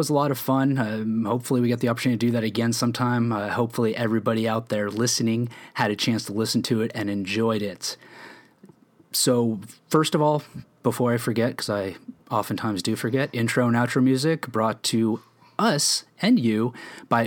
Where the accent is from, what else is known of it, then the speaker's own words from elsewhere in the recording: Phoenix, Arizona, United States; I'm born and raised in Phoenix